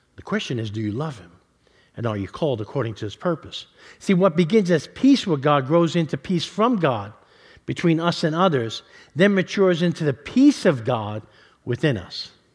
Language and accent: English; New York City, New York, United States; moved away; I grew up in New York City